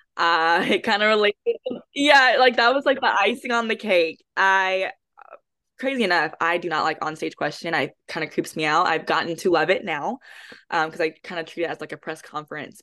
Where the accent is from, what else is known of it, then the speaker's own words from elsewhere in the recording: Houston, Texas, United States; moved away as an adult; now in Dallas, United States; I am originally from Houston, Texas, but I currently reside in Dallas